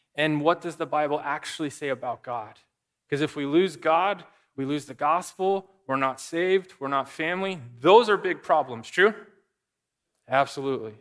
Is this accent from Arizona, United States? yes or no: yes; Arizona, United States; moved away; I grew up in Arizona